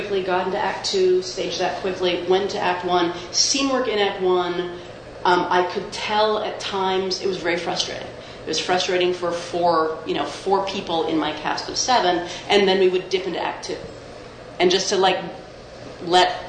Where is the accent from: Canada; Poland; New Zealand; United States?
Canada; there's also part of me that is like a Canadian WASP